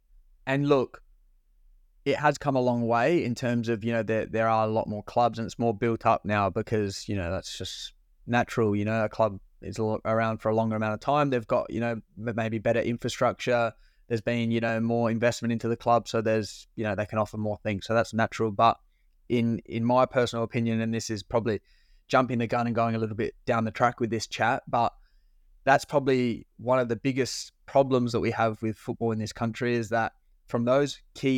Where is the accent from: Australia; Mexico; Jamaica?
Australia; Adelaide, South Australia; also born or lived in West Beach; We're both, you know, two young boys coming from Adelaide, growing up in the Western suburbs.